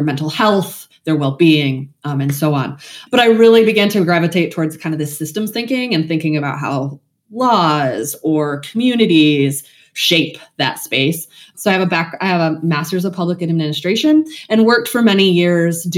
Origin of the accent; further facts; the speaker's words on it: West Michigan, United States; moved away as an adult; also born or lived in New Jersey / Washington, D.C.; now in Northeast Ohio, United States; I'm originally from West Michigan, lived in New Jersey, lived in DC, kind of lived all over. Now that I'm in Northeast Ohio